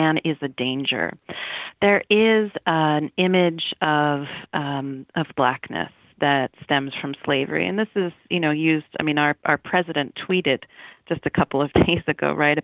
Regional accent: Northeast, United States; now in Texas, United States; I'm from the Northeast

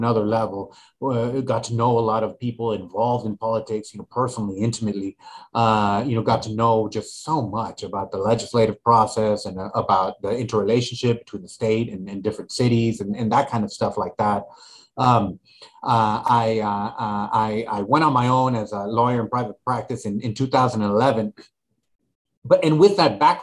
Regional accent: Laredo, Texas, United States; now in Austin, United States; I'm originally from Laredo.

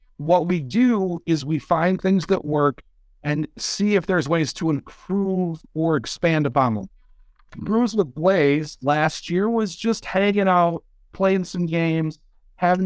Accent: Michigan, United States; I'm from Michigan

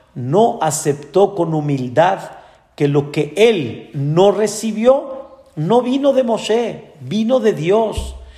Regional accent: Mexico; Nosotros nacimos aquí en México

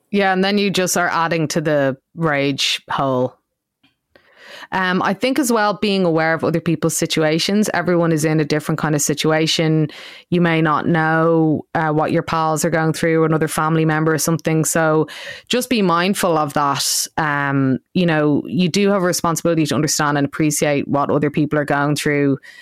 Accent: Ireland; I grew up in Ireland

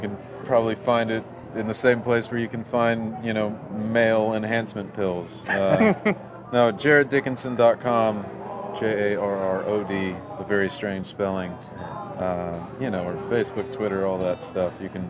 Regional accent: Texas, United States; moved away; I'm originally from Texas, so that was a hometown recording, if you will.

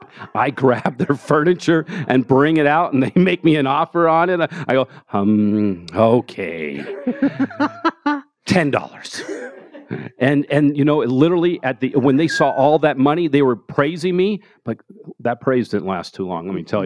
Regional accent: Denver, Colorado, United States; Yeah, Park Hill. Grew up in Park Hill and went to Manual High School and graduated CU Boulder. So I'm, I lived here for 45 years.

